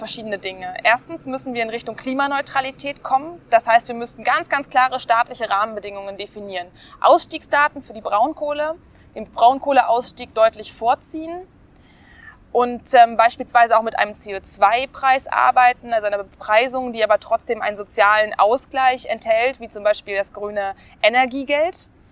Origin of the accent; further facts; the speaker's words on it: Leipzig, Saxony, Germany; ich bin im Leipziger Norden geboren, in Möckern und bin dann auch zur Schule gegangen im, in Gohlis und auch aufs Gymnasium dann später.